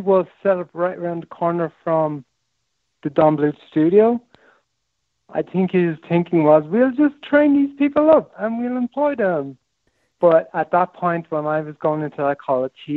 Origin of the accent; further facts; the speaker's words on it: Ireland; moved away as an adult; also born or lived in France / Australia; I'm Irish